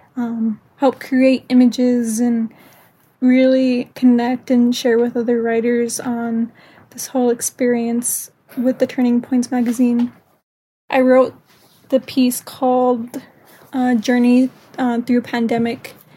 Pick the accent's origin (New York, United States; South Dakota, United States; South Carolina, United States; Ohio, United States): South Dakota, United States; Pine Ridge Indian Reservation; I am also from the Pine Ridge Indian Reservation.